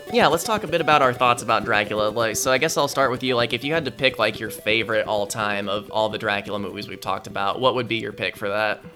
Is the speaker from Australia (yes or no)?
no; United States